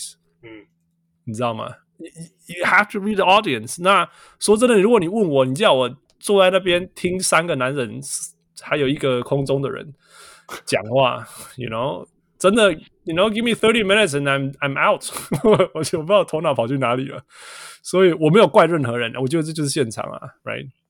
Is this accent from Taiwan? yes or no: yes; Taiwan; first language Taiwanese Hokkien; Chinese is a second language; 台湾话，我不讲台湾话，因为你没有那个环境，因为讲的人越来越少。但是，you know 当当我听到我的母语的时候，我会觉得我在家里